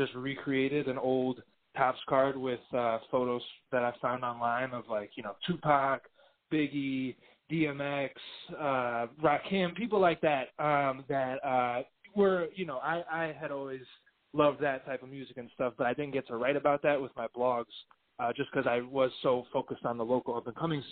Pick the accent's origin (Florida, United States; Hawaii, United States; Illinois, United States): Illinois, United States; Chicago; I was born and raised in Chicago